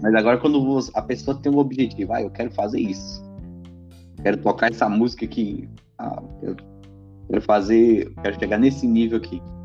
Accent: Bela Vista de Minas, Minas Gerais, Brazil; now in Vila Velha, Brazil; eu sou de Bela Vista, na verdade. Eu tô eu moro em. Tô morando em Vila Velha, mas eu sou daí dessa terra aí.

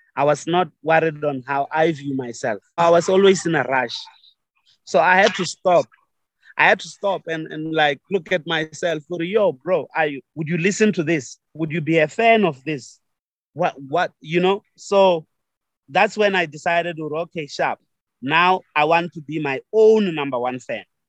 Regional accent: Venda, Limpopo, South Africa; also born or lived in Shayandima / Maungani; I grew up in Venda. I was moving around a lot.

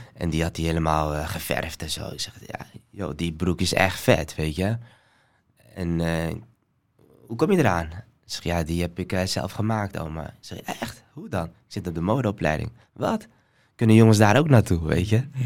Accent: Somalia; now in Netherlands; ik ben geboren in Somalië

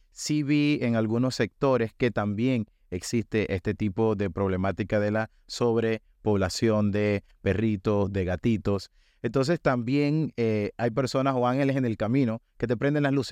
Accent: Panama; el mensaje principal que nosotros como panameños tenemos que internalizar es un mensaje que se escucha muchísimo ahorita en cuanto a las protestas de la minería y es que el oro de Panamá es verde.

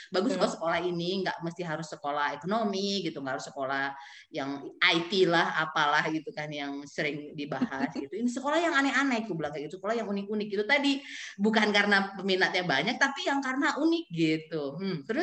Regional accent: East Jakarta, Jakarta, Indonesia; also born or lived in Kebayoran Baru; aku besar di Jakarta Timur ya di Ceger ya dekat kampus kita.

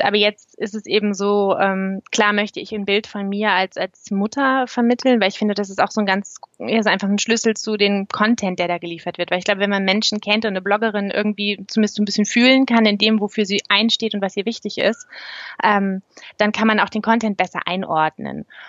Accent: East Frisia, Lower Saxony, Germany; moved away as an adult; also born or lived in Berlin; now in Canton of Zurich, Switzerland; ursprünglich kommen mein Mann und ich aus Ostfriesland

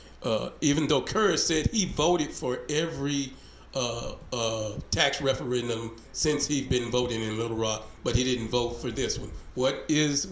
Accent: Hope, United States; growing up in Hope, when I turned 18, that was our community

